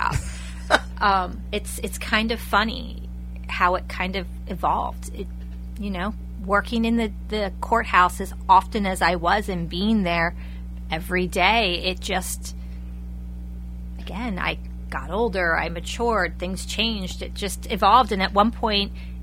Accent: Lebanon County, Pennsylvania, United States; having been born and raised in Lebanon County

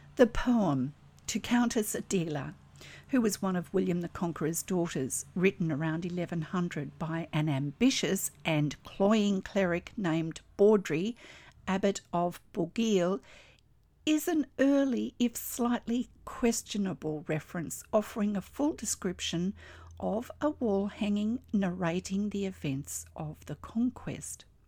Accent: Australia; I'm an Australian textile artist, teacher, judge, blogger

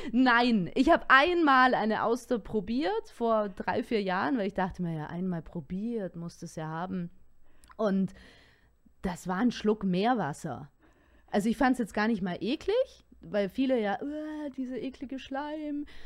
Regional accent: Küsnacht, Zurich, Switzerland; accent: Zürich German; first language Swiss German; moved away as an adult; also born or lived in Mannheim / Potsdam; now in Munich, Germany; Ich bin am Zürichsee groß geworden.

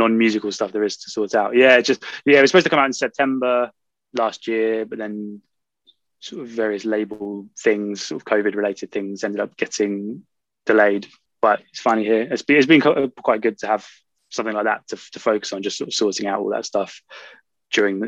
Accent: Norfolk, East of England, United Kingdom; I grew up in Norfolk, in the east of England

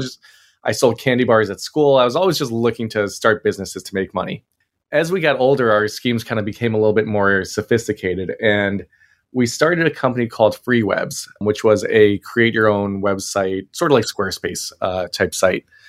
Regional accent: Maryland, United States; we were growing up in Maryland

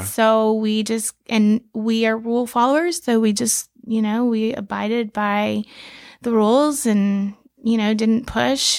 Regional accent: Key West, Florida, United States; I was born in Key West

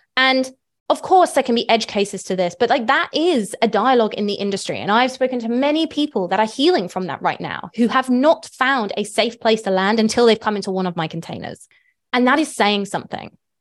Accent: United Kingdom; moved away; I'm British

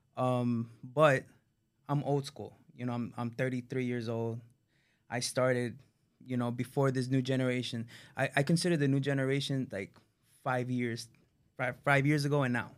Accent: Miami, Florida, United States; Born and raised in Miami

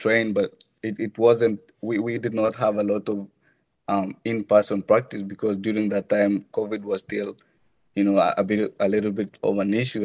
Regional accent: Kenya; moved away as an adult; now in United States; I'm not from the United States. I'm originally from Kenya

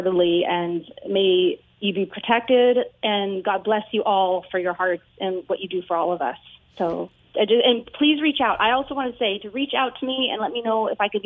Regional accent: California, United States; I grew up in California

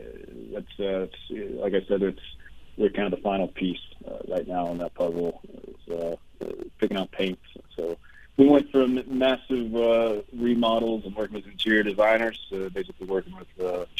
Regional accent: southeastern Kentucky, United States; moved away; Solidly from Appalachian, Kentucky.

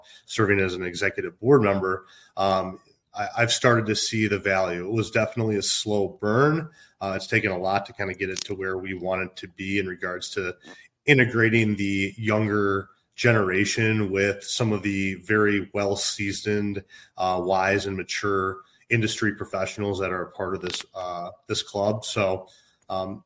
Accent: Minnesota, United States; moved away as an adult; also born or lived in Illinois; now in Chicago, United States; I grew up in Minnesota and moved to Illinois in 2014

